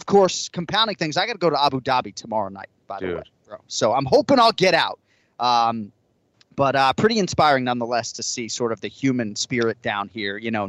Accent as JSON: {"language": "English", "region": "New England", "country": "United States", "tie": "born or raised there", "moved": "yes", "lives_now": "Florida, United States", "said": "we grew up in New England with snowstorms and things like that."}